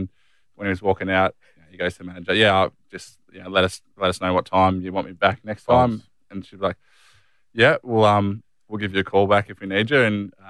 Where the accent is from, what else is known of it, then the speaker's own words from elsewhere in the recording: Warragul, Victoria, Australia; We grew up in Warragul